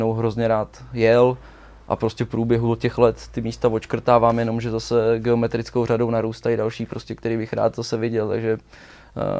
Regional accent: Česká Lípa District, Liberec Region, Czechia; ale jsem z Českolipska, malá

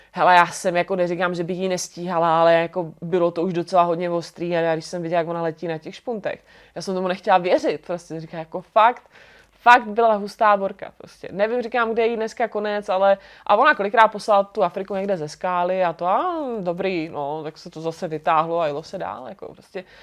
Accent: Brno, South Moravian Region, Czechia; moved away as an adult; now in Prague, Czech Republic; jsem z Brna

